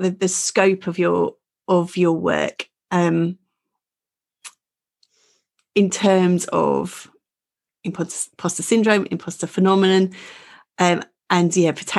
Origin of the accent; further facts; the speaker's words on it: Essex, East of England, United Kingdom; I'm from Essex, so I speak a whole different language.